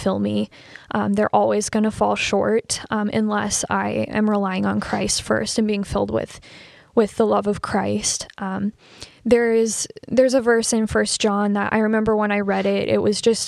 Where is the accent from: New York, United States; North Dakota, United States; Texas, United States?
North Dakota, United States; Fargo; I grew up in Fargo Moorhead